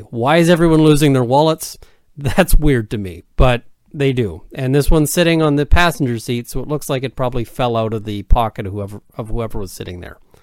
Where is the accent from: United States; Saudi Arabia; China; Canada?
Canada